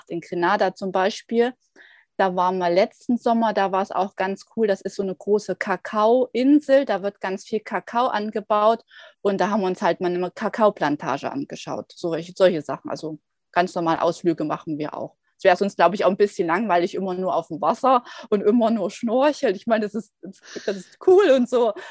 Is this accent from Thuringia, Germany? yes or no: yes; Erfurt, Thuringia, Germany; now in Guadeloupe; ursprünglich komme ich aus Erfurt, also aus Thüringen, also beziehungsweise aus der Nähe aus Erfurt. Und äh, jetzt gerade bin ich auf Guadalupe, das ist in der Karibik